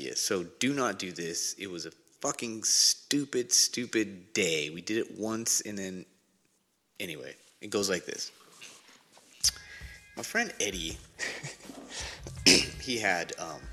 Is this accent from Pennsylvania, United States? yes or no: no; Riverside, California, United States; I grew up. This was Riverside, California